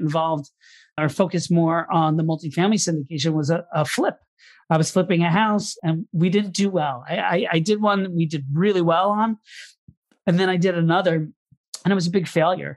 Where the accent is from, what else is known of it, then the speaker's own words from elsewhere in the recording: Orlando, Florida, United States; moved away as an adult; now in New York City, United States; I'm initially from Orlando, Florida. That's where I was born and grew up. But I moved to New York City and went to college up here